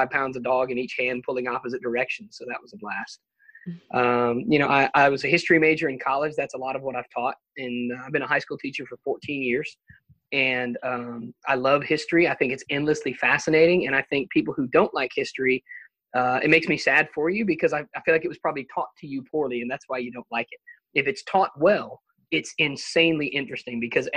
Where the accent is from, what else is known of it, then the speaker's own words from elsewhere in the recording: Alabama, United States; I'm from Alabama. I've lived here most of my life